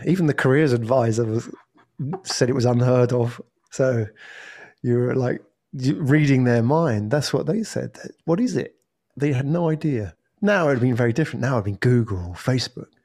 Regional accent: England, United Kingdom; moved away as an adult; also born or lived in Japan; now in Singapore; I am originally from England

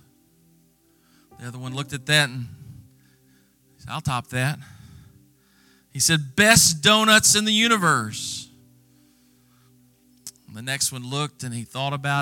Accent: Texas, United States; moved away as an adult; also born or lived in Mesquite, Texas; now in Mississippi, United States; I am a born, bred, and chicken-fed Texan

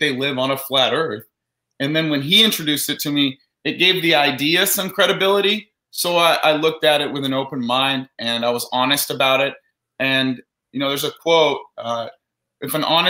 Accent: Orange County, California, United States; I grew up in Orange County, California.

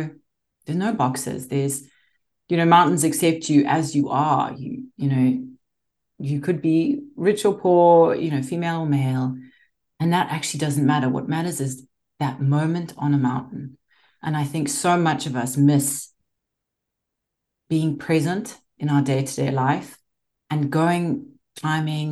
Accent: Zimbabwe; moved away; growing up in Zimbabwe

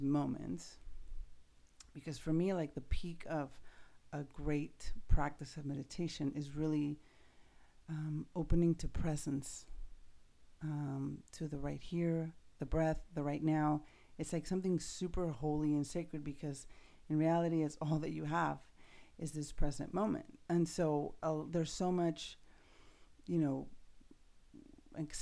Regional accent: Mexico City, Mexico; I grew up in Mexico City

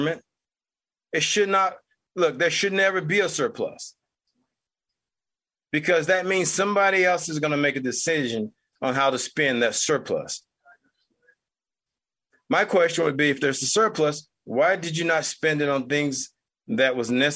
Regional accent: United States; as an American who happens to be Black

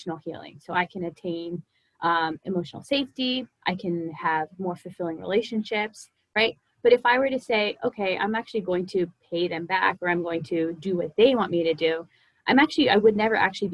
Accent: Philadelphia, Pennsylvania, United States; I am from Philadelphia, Pennsylvania. I'm a licensed marriage and family therapist. I'm a second generation South Asian woman. So that means my parents immigrated from India almost like 35, 40 years ago. So they came here and then I was born and raised here.

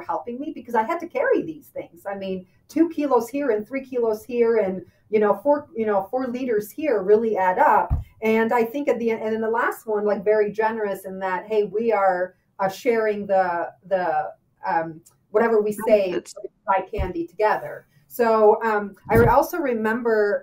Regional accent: Albania; moved away; I grew up in Albania

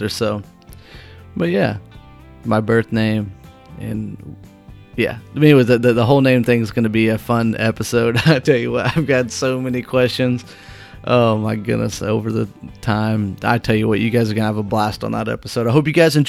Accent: Whitehall, United States; also born or lived in Ottawa, Illinois; So I moved back to Whitehall from Ottawa

